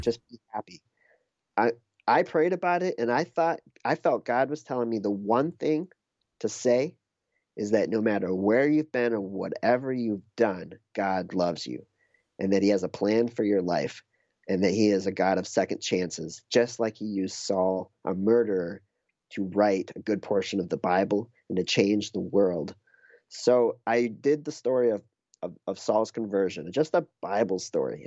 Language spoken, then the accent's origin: English; New Hampshire, United States; moved away; also born or lived in Minneapolis; I grew up in New Hampshire and I moved to Minneapolis